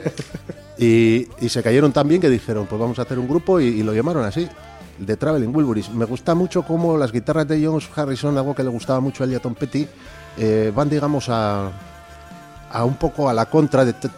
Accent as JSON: {"language": "Spanish", "town": "Bilbao", "region": "Basque Country", "country": "Spain", "also_born_or_lived": "Valle de Valdivielso, Burgos", "said": "soy de Bilbao"}